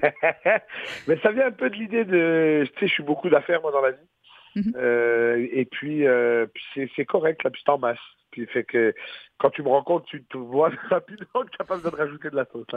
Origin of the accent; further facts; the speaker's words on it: Quebec, Canada; en tant que québécois